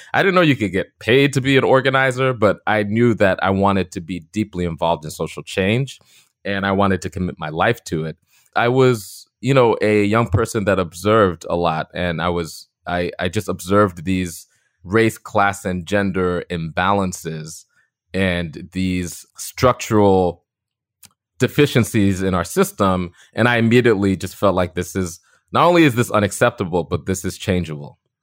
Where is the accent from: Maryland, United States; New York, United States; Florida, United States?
New York, United States; Long Beach; I grew up on the South Shore of Long Island to two immigrant parents from the Caribbean, Trinidad and Grenada